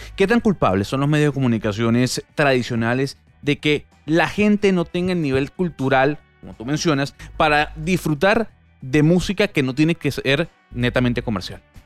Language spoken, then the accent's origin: Spanish; Panama; ya hablo y te comento como panameño